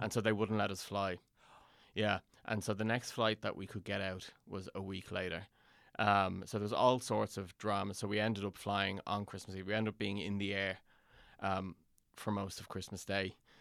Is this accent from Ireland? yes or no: yes; Dublin, Leinster, Ireland; also born or lived in London; I was born in London and my, I, my parents moved home, my parents are Irish and they moved home to, um, Dublin when I was ten